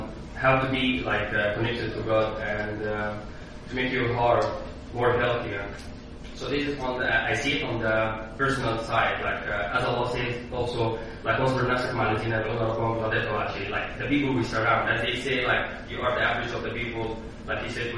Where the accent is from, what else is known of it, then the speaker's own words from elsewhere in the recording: Egypt; English is a second language; So, as I came from Egypt, like I have been here for almost 2 years, so I found it's really difficult.